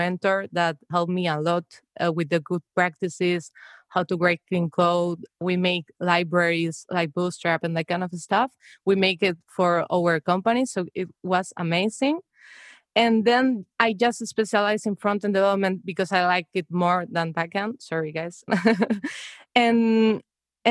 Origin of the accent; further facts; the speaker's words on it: Spain; moved away as an adult; now in Amsterdam, Netherlands; I'm from Spain, but now I'm living in the Netherlands.